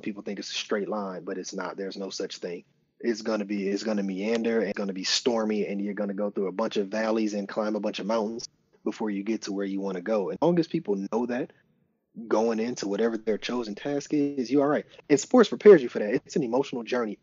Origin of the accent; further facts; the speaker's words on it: Flint, Michigan, United States; I'm from Flint, Michigan, and we only knew the schools that we could see